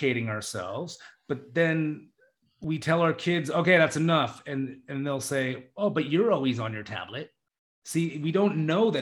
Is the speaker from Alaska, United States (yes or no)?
yes; Juneau, Alaska, United States; I was in Juneau, my hometown